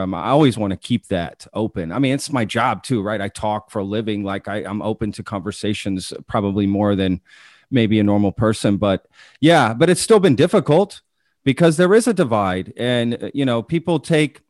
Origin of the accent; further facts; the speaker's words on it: Texas, United States; also born or lived in Omaha; I grew up in Texas